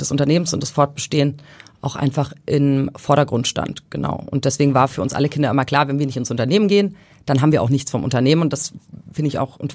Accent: Thuringia, Germany; also born or lived in Hesse / Bavaria; In Hessen, also geboren, aber aufgewachsen später in Thüringen und in Bayern.

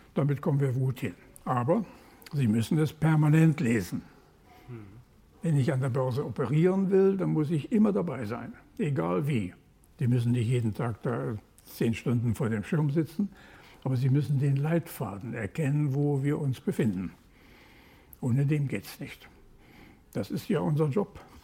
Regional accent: Ruhr area, North Rhine-Westphalia, Germany; Ich komme aus dem Ruhrgebiet

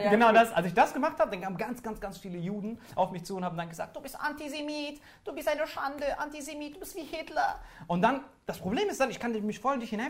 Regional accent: Morocco; Ich als Marokkaner feier dich hart.

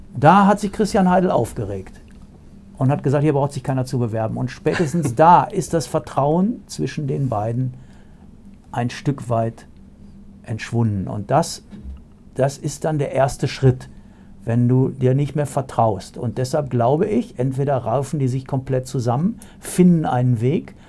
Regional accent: Ruhr area, North Rhine-Westphalia, Germany; Ich bin Ruhrpott-Junge

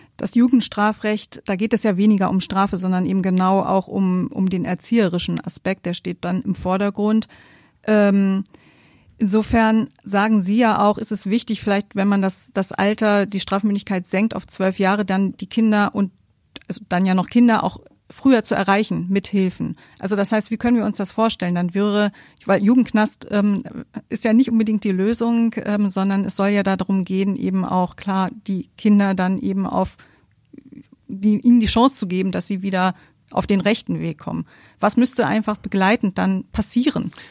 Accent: Germany; Bei uns in Deutschland

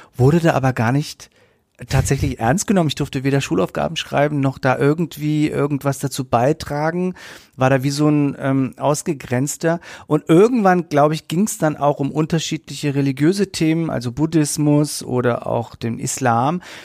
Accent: Nuremberg, Bavaria, Germany; ich bin in der Südstadt aufgewachsen, meine Eltern haben gearbeitet

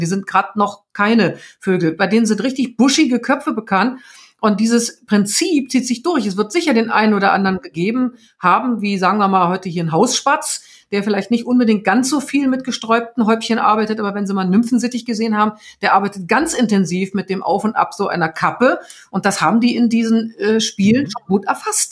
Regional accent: the North, Northern Germany, Germany; wie man bei uns im Norden sagt

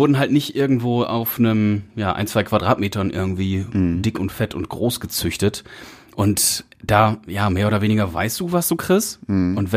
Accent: Münsterland, North Rhine-Westphalia, Germany; komme aus dem Münsterland

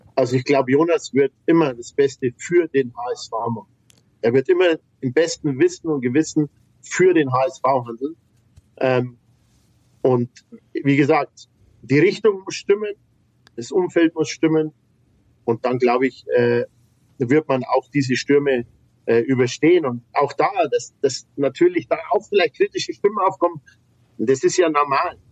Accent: Bavaria, Germany; bei uns in Bayern

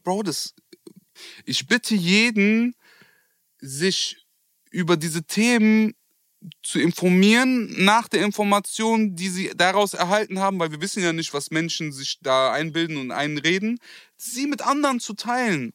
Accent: Germany; also born or lived in Turkey / Kurdistan; Ich bin Deutscher

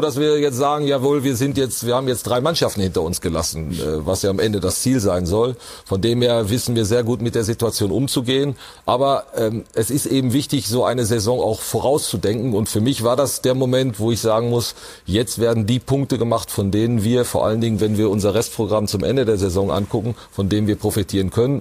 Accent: Witten, North Rhine-Westphalia, Germany; in meiner Heimatstadt Witten

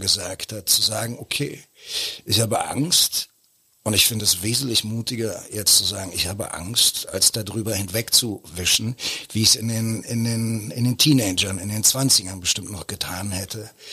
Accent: Berlin, Germany; wo ich aufgewachsen bin, Koppischer Damm, da war gegenüber der, der Zickenplatz der Jahnpark

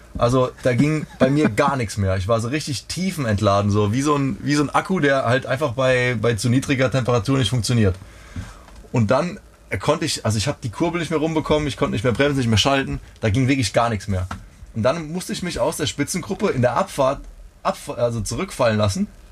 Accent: Rhineland-Palatinate, Germany; ich bin aufgewachsen in der Pfalz

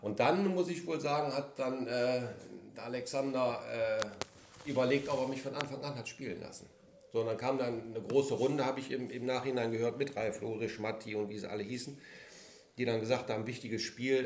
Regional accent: Mönchengladbach, North Rhine-Westphalia, Germany; als gebürtiger Gladbacher

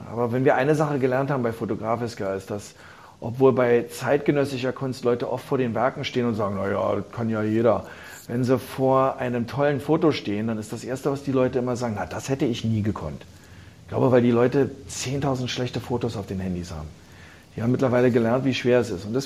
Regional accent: New York, United States; Ich habe ja Gelegenheit, ich bin ja in New York halb groß geworden. Bin da zur Schule gegangen, habe dann da auch studiert.

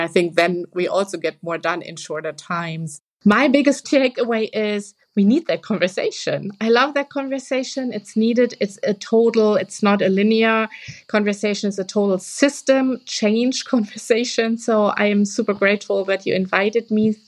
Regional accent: Germany; we are all from Germany here, the three of us, the country we live in right now

